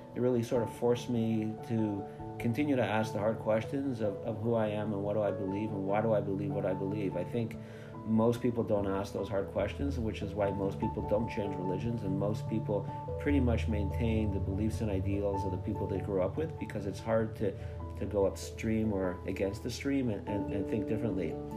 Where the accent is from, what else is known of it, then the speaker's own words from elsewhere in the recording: Montreal, Quebec, Canada; I grew up in Montreal in a modern Orthodox environment.